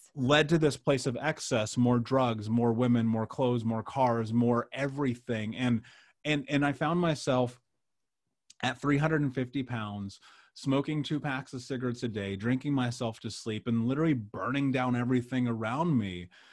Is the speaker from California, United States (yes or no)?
no; Indianapolis, Indiana, United States; I grew up in Indianapolis.